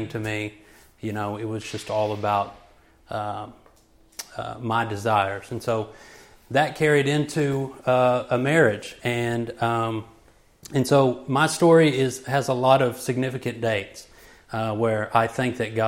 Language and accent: English; Joshua, Texas, United States; I hail from Joshua, Texas. I was raised there all my life.